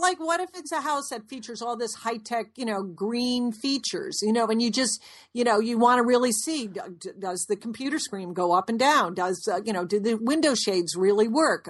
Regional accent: Connecticut, United States; We grew up in Connecticut in an old house

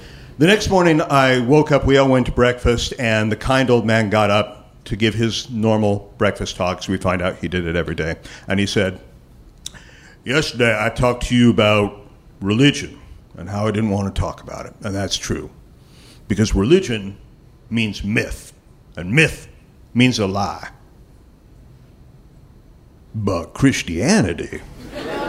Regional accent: Los Angeles, California, United States; I was from Los Angeles

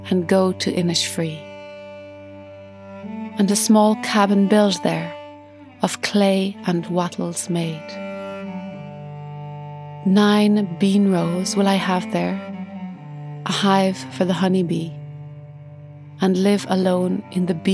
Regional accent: Ireland; I'm an Irish cellist and composer

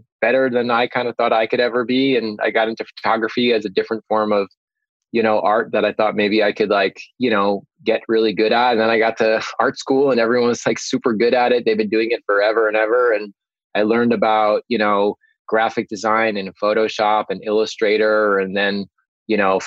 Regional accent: Long Island, New York, United States; I'm from Long Island

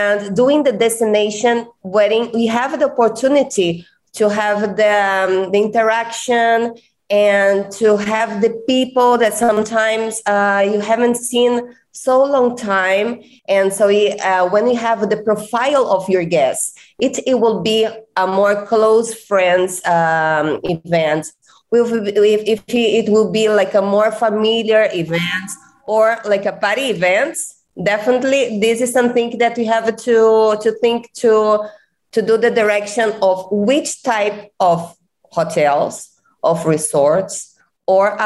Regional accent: Rio de Janeiro, Brazil; English is a second language; moved away as an adult; now in Cancun, Mexico; I'm come from Brazil. I'm Brazilian and came from Rio de Janeiro

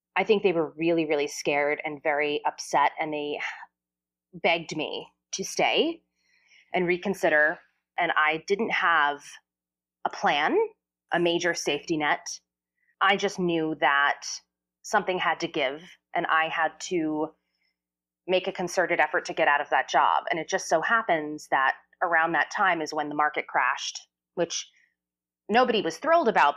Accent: New Jersey, United States; I grew up in New Jersey

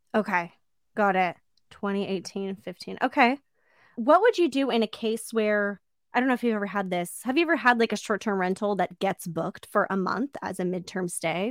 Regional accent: Orange County, California, United States; I grew up in Orange County

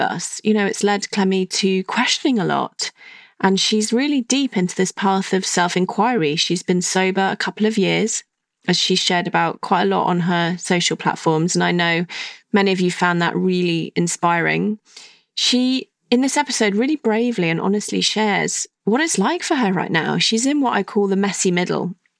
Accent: Stratford-upon-Avon, West Midlands, United Kingdom; where I grew up in Stratford upon Avon

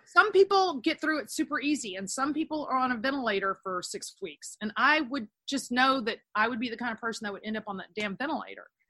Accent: Texas, United States; also born or lived in Los Angeles, United States; I'm a Texan.

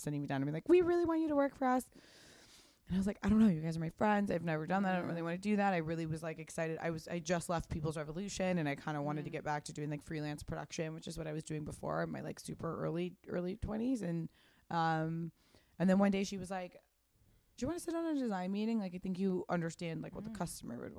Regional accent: Pasadena, California, United States; I grew up in Pasadena

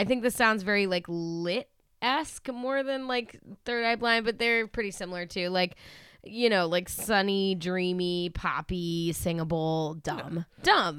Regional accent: Acton, Massachusetts, United States; I'm from Acton.

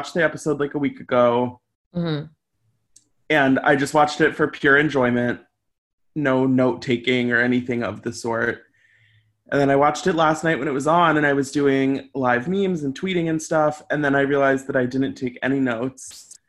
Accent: St. Louis, Missouri, United States; moved away; I was home in St. Louis, Missouri, my hometown

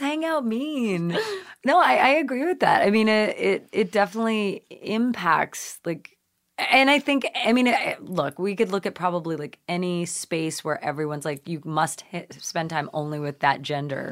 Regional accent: Nova Scotia, Canada; moved away; growing up in Canada, uh, which is where I was born, uh, you know, we lived in Nova Scotia

